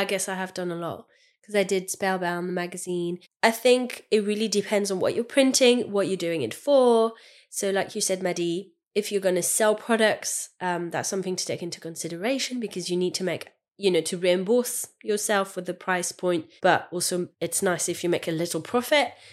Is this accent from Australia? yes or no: no; France; English is a second language; moved away as an adult; now in United Kingdom; I'm French